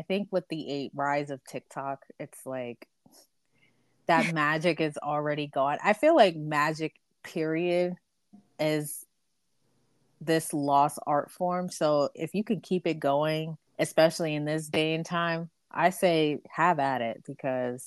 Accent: Barbados; now in United States; I'm from Barbados, so we make a lot of like fruitcake, sweet bread

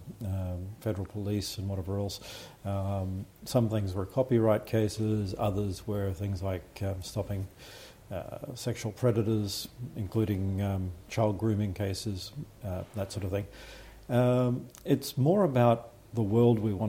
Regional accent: Australia; accent: Australian

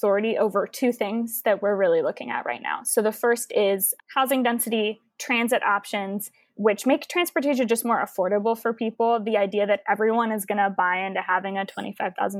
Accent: Houston, Texas, United States; I'm from Houston, Texas

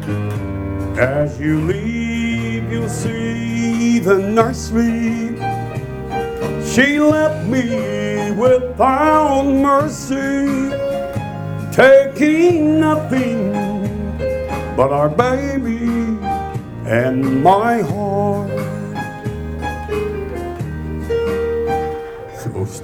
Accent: Orlando, Florida, United States; also born or lived in Missouri; now in Nashville, United States; I'm from Orlando, Florida originally

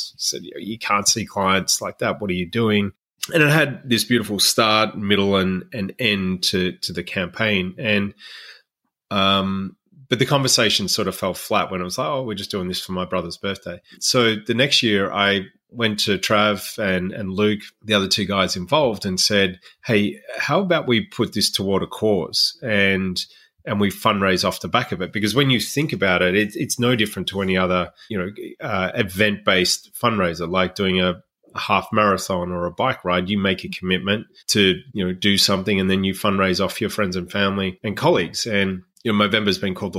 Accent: Melbourne, Victoria, Australia; Went to a Catholic boys' school growing up in Melbourne, Australia

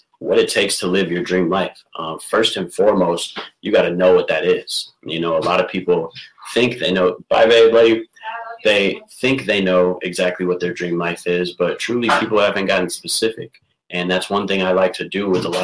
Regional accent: Burnsville, Minnesota, United States; I'm from Burnsville, Minnesota, an entrepreneur out here. I grew up, born and raised, Burnsville

